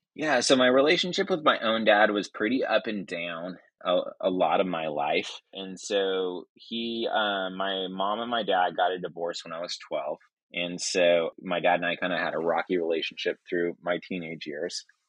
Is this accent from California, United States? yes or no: yes; Northern California, United States; moved away as an adult; also born or lived in Washington State; now in Oklahoma City, United States; moved, uh, down to Northern California, which is where I grew up